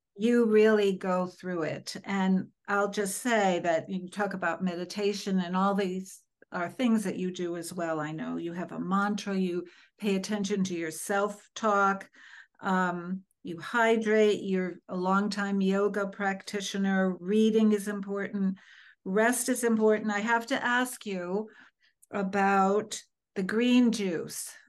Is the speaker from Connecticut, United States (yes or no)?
yes; Connecticut, United States; growing up in Connecticut